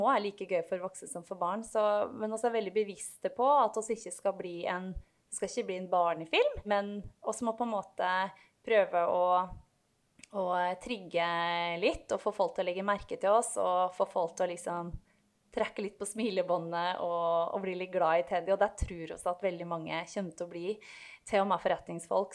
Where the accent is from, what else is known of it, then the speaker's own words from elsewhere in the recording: Otta, Innlandet, Norway; accent: Gudbrandsdal dialect; moved away; dialekta mi, som eh, du var inne på, den er jo fremdeles ganske tydelig på at jeg kommer fra et bredt dalføre i eh, Gudbrandsdalen, altså i Otta